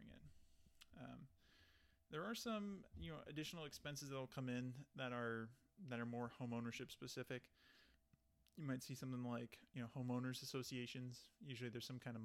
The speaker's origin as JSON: {"language": "English", "region": "Texas", "country": "United States", "moved": "yes", "said": "I'm originally from Texas"}